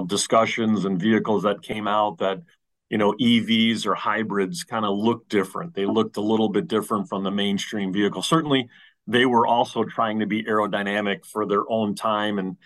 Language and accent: English; New Jersey, United States; I'm from the East Coast, from New Jersey